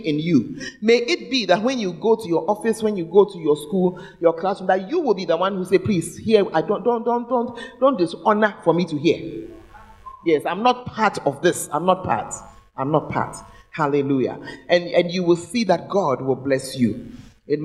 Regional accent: Ghana; moved away as an adult; we're hungry as believers who had come from Ghana, where we get good spiritual food

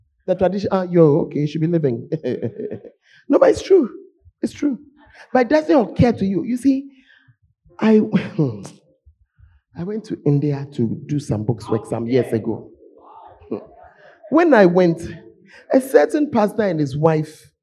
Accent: Ghana; moved away; as a Ghanaian, that I've eaten cat cake since I was a child.

